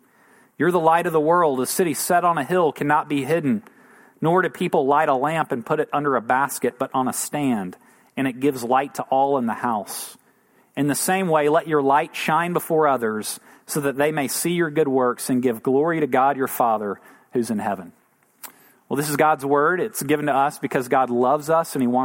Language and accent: English; United States; we're American